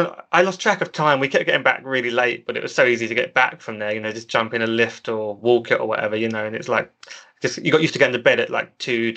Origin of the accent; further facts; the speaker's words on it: England, United Kingdom; I got free beer on another night for being English.